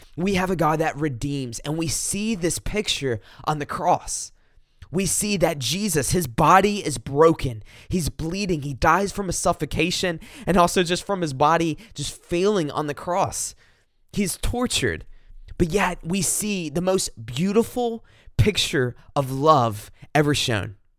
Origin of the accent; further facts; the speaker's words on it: South Carolina, United States; I'm from South Carolina, kinda at the foot of the Blue Ridge Mountains